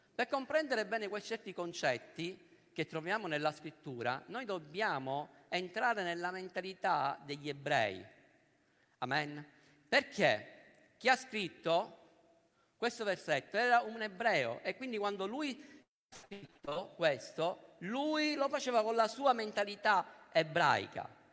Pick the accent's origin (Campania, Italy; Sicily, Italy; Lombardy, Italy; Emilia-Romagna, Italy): Sicily, Italy; noi che siamo siciliani e che ci troviamo qua a Roma